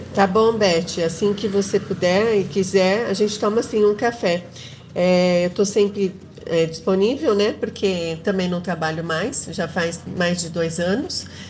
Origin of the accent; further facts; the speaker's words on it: São Paulo, Brazil; Eu também sou aqui de São Paulo, sou da zona leste da capital